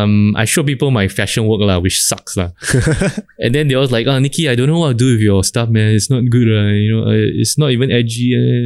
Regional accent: Singapore; As a Singaporean, it's nuts, man, to see that kind of situation.

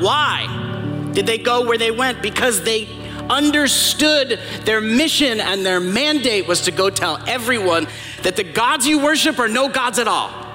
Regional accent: New York, United States; accent: New York; moved away; I'm originally from New York

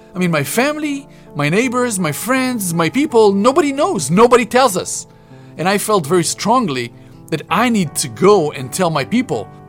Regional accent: Israel; Growing up in Israel

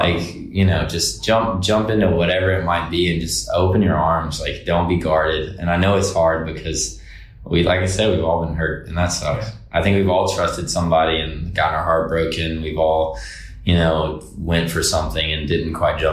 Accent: Decatur, Alabama, United States; moved away as an adult; also born or lived in Fairhope, Alabama; now in Nashville, United States; I was born and raised there

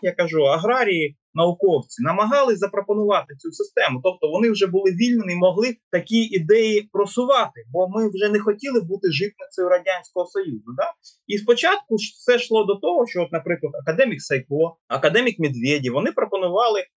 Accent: Donetsk Oblast, Ukraine; мою рідну Донеччину

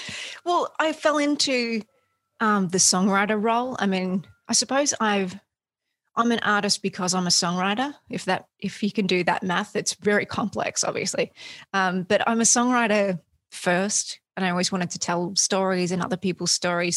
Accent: Australia; moved away as an adult; now in United States; I grew up in Australia. I, have I've only been in the States for um, a good handful of years

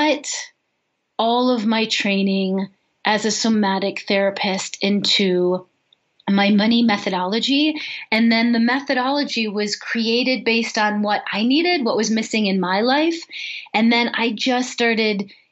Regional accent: Chicago, Illinois, United States; now in Boulder, United States; I grew up in Chicago

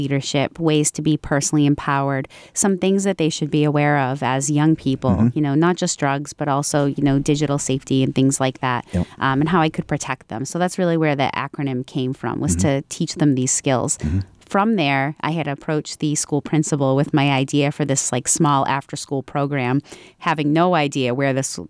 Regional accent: Franklin, United States; I started here in Franklin, in my hometown. And when I started, I kind of had this, utopian view of the community of Franklin

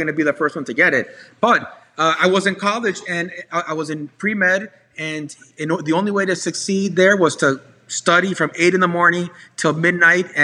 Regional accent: South Florida, United States; also born or lived in Hialeah / Doral / South Beach / Coral Gables; I was born in Hialeah. I moved to Doral. I moved to the Southwest. I lived in the beach, in South Beach for a while

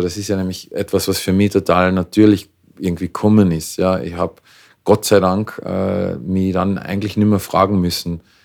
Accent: Klagenfurt, Carinthia, Austria; moved away as an adult; also born or lived in Vienna, Austria; now in Los Angeles, United States; ich bin ursprünglich aus Klagenfurt, ähm, habe eine wunderbare Kindheit gehabt

